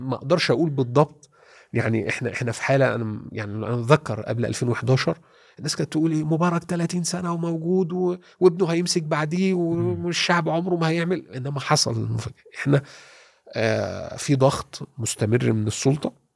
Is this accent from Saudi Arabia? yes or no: no; Egypt; انا مصري